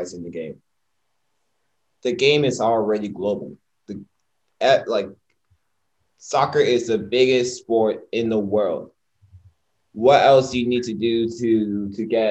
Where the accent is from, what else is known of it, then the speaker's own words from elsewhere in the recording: United States; we're from America